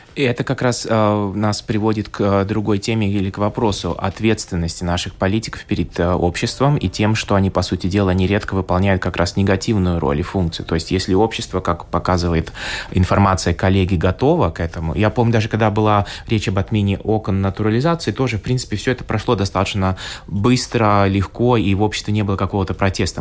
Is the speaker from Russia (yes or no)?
no; Latvia; я латыш русского происхождения